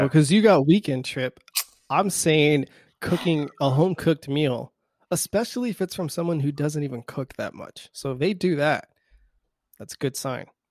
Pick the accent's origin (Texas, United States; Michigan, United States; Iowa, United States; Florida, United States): Texas, United States; South; we're from South Texas